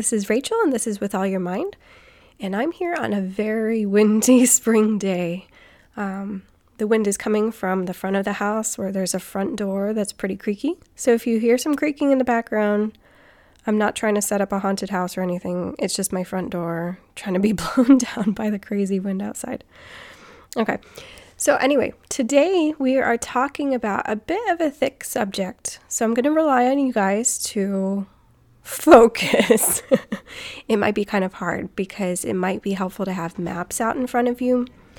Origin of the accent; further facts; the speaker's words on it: United States; We identify much more as American, which is a nationality. The ethnicities are a little bit more mixed together. Oh, and I'm Irish too.